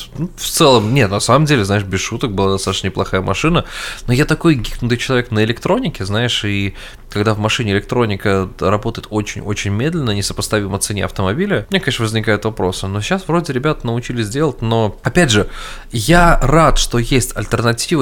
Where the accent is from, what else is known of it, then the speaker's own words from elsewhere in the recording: Russia; я русский человек, ну, я имею в виду, я человек из России